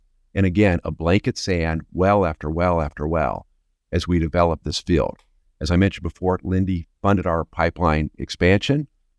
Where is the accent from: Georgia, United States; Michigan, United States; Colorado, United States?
Colorado, United States; Denver; But anyway, I grew up in Denver, Colorado, went to undergrad at University of Colorado, and ended up in law school at University of Tulsa, and I specialized in energy law.